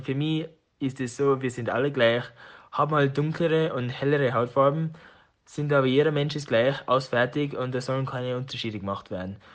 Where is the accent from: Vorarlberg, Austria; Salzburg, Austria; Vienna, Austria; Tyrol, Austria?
Tyrol, Austria; accent: Tiroler Dialekt; moved away as an adult; also born or lived in United States; meinem Tiroler Dialekt. Da habe ich halt eine lange Zeit verbracht